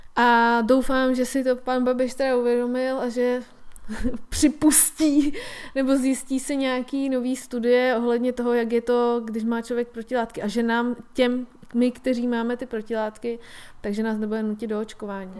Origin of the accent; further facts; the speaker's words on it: Czechia; my jako Češi